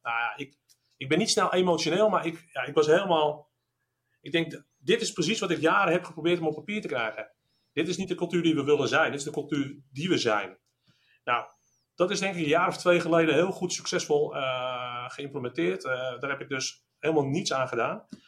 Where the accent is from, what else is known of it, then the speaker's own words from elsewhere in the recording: Netherlands; zijn we ook Nederlanders